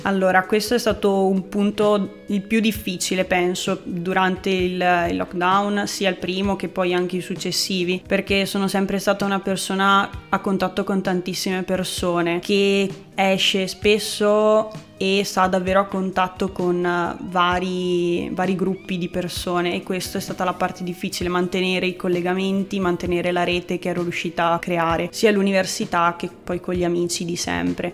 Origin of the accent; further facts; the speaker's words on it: Province of Rovigo, Veneto, Italy; moved away as an adult; now in Rovereto, Italy; Io sono veneta, provincia di Rovigo